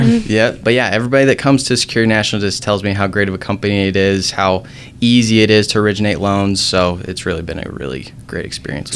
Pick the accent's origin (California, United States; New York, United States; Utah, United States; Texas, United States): Utah, United States; South Jordan; I grew up in South Jordan.